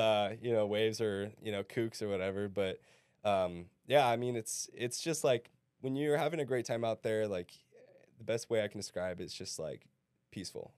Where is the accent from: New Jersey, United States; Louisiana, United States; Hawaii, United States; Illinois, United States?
Hawaii, United States; now in Arizona, United States; I grew up in Hawaii